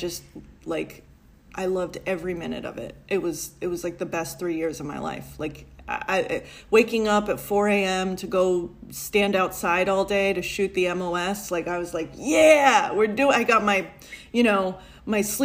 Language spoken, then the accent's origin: English; New York City, New York, United States; I grew up in a Italian-American neighborhood in Brooklyn